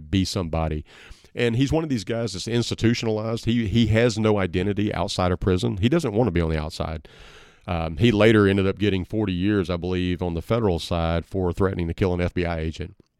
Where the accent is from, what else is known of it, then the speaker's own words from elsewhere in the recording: Southeast Arkansas, United States; I grew up in Southeast Arkansas